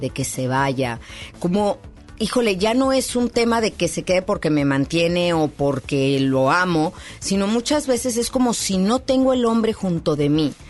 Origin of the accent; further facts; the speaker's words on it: Mexico City, Mexico; en la Ciudad de México, de donde yo soy